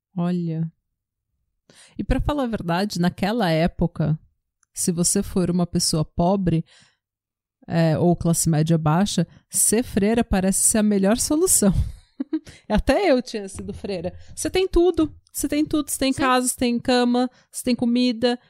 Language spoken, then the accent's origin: Portuguese; Brazil; moved away